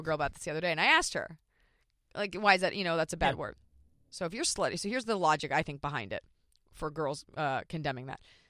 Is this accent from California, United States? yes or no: no; Dallas, Texas, United States; I am from Dallas, Texas.